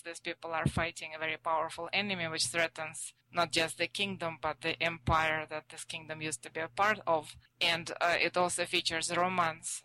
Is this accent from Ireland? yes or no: no; Russia; first language Russian; English is a second language; moved away as an adult; now in United States; I'm uh, a native Russian speaker. I grew up in Russia